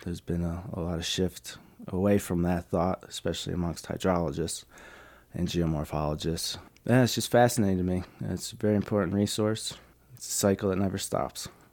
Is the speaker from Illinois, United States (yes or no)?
yes; Chicago, Illinois, United States; moved away; I'm from Chicago originally